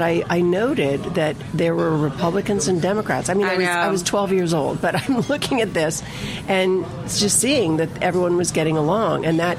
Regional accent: Washington, District of Columbia, United States; also born or lived in San Francisco; born in D.C., technically, you know, Columbia Hospital for Women

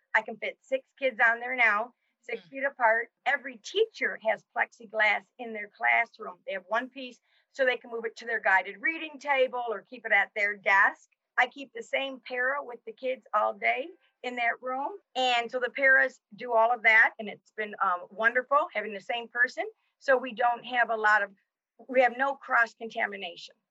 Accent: Jackson, United States; also born or lived in South Carolina; I moved back to my hometown in 1986

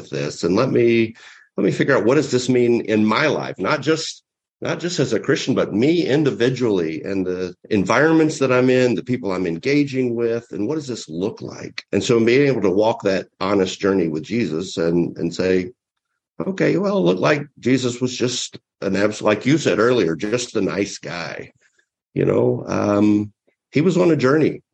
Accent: the South, United States; I grew up in the South, and our church was taboo, and all of my friends were Southern Baptists.

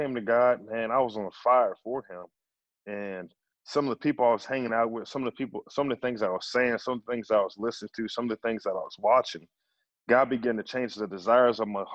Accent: Kingfisher, United States; I grew up in Kingfisher, America, and I was the only black person in my school.

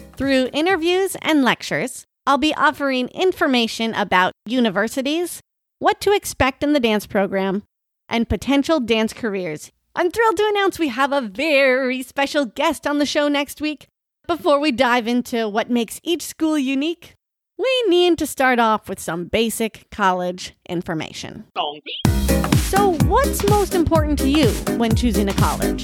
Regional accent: North Dakota, United States; moved away as an adult; also born or lived in Oklahoma; now in Florida, United States; As much as I love my home state

